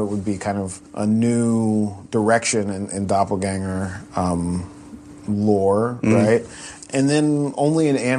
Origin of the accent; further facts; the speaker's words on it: New York City, New York, United States; as a kid, you know, growing up in New York City